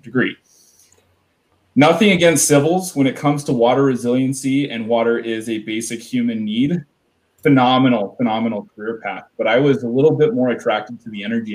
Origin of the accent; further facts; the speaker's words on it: Sherwood, Oregon, United States; I grew up in Sherwood, Oregon.